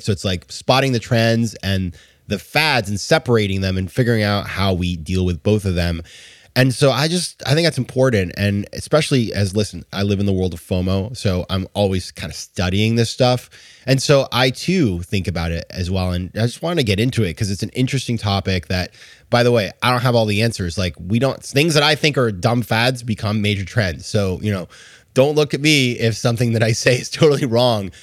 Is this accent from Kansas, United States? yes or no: no; New York, United States; As a New Yorker